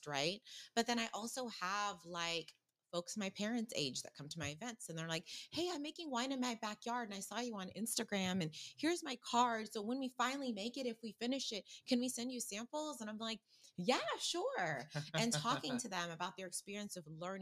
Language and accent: English; Sacramento, California, United States; I grew up in a suburb here in Sacramento.